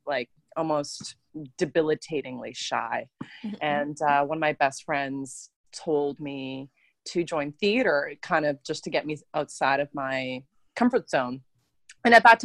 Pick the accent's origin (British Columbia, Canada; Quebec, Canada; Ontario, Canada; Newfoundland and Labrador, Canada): British Columbia, Canada; west coast of Canada; I'm a Canadian actress that's been raised on the west coast of Canada in a city. I live in a city called Vancouver